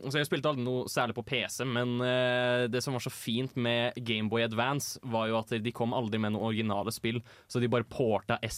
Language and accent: Norwegian; Fredrikstad, Østfold, Norway; min Fredrikstad.